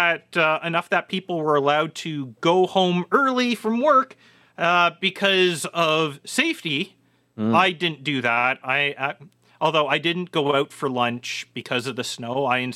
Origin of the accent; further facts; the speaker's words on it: Canada; No, we're not that. Well, okay, maybe in southwestern Ontario that's true. But the rest of Canada, we're not the same sort of ketchup fiends.